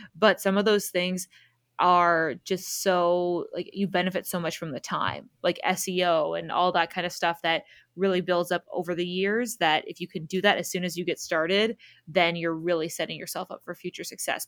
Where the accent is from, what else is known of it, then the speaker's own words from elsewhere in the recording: Southern Ontario, Canada; we're from Southern Ontario